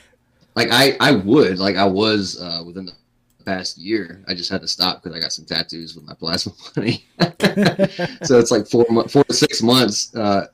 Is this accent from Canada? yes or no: no; Durham, North Carolina, United States; I'm from North Carolina, so I'm from Durham. I used to work for Duke